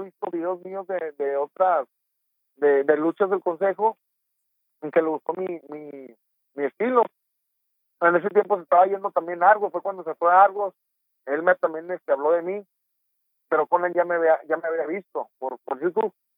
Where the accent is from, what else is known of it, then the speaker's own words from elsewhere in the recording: Torreón, Coahuila, Mexico; moved away as an adult; also born or lived in Mexico City; Torreón Coahuila, de donde soy originario